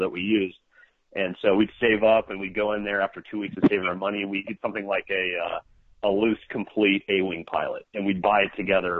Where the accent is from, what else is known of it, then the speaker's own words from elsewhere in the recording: Cincinnati, Ohio, United States; we were born and raised in Cincinnati